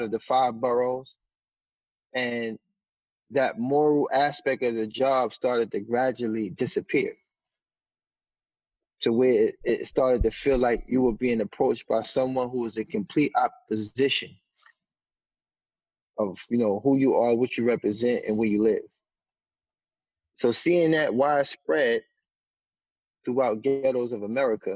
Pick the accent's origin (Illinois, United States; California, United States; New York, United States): New York, United States; New York City; I grew up in Harlem